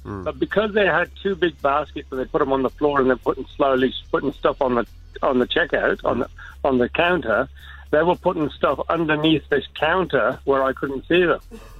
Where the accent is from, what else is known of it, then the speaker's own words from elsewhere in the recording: England, United Kingdom; now in Australia; I came out from England. We had the same problems over there.